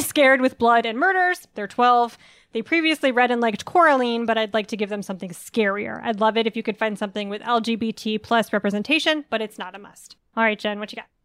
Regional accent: United States; I grew up on the Chesapeake Bay

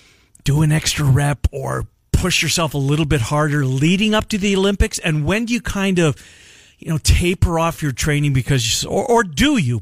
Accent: Canada; I had a hockey stick in my hand growing up in Canada.

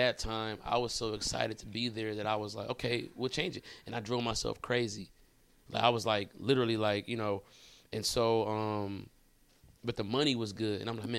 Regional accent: Detroit, Michigan, United States; moved away as an adult; now in Los Angeles, United States; Born and raised in Detroit. I live in LA now though.

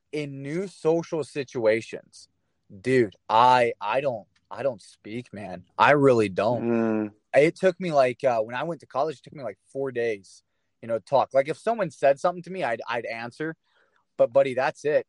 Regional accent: Flatwoods, Kentucky, United States; moved away as an adult; also born or lived in Maryland / Mount Vernon, Ohio; now in Indianapolis, United States; I was born in Maryland, but when I was like four, we moved to this little town called Flatwoods, Kentucky

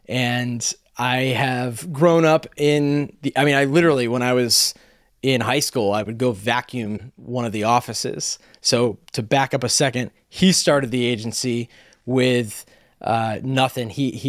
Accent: Atlanta, Georgia, United States; And like, I grew up in Atlanta. I lost all my Southern charm in about the span of a second.

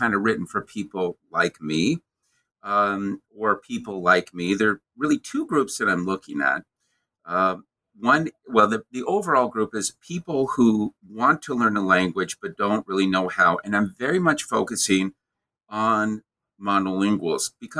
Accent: the American Midwest, United States; growing up in the American Midwest where the winters are cold

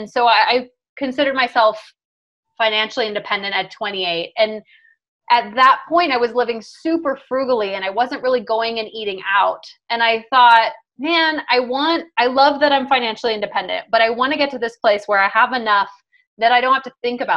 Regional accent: Jamaica; I was born in Jamaica

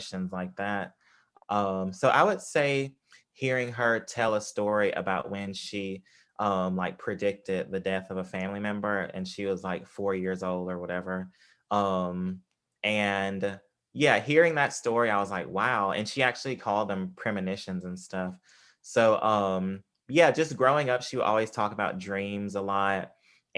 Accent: Tupelo, Mississippi, United States; where I grew up in Mississippi, in Tupelo, Mississippi

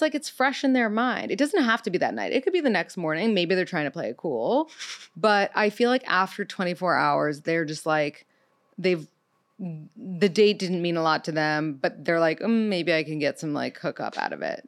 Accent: New York City, New York, United States; I'm thirty-two. I'm from New York City

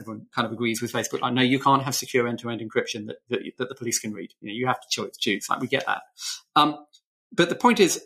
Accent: United Kingdom; I'm British.

